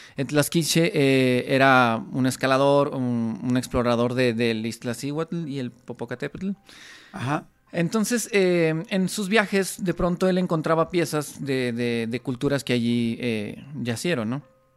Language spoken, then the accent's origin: Spanish; Mexico; como mexicanos evidentemente tenemos mucha conexión